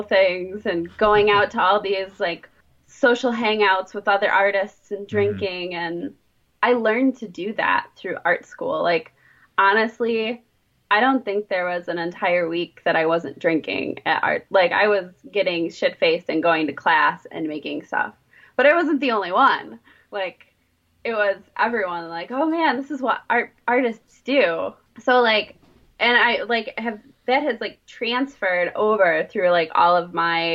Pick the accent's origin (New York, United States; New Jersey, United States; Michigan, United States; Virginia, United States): Michigan, United States; Southeast; also born or lived in Detroit, Michigan; I was born and raised in Southeast Michigan. I've been living in and around Detroit for the past 13 years